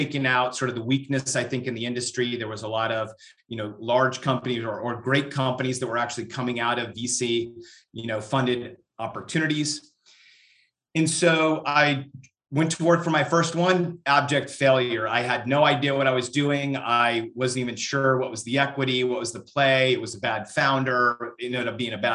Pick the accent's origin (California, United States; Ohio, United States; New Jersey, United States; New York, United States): California, United States; Northern; moved away as an adult; also born or lived in Europe / Central Texas; now in Texas, United States; I am, you know, born and raised in Northern California